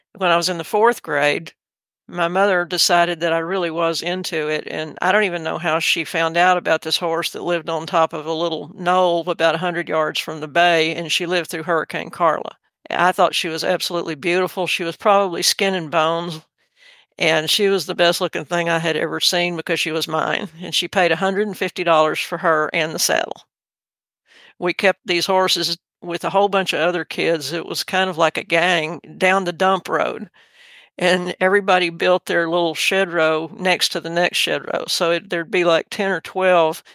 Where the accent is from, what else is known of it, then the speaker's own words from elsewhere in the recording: Texas City, Texas, United States; I was raised in Texas City, Texas, which is on the Gulf Coast